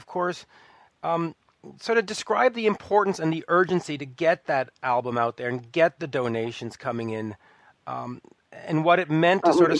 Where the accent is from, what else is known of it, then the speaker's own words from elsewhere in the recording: Canada; as a Canadian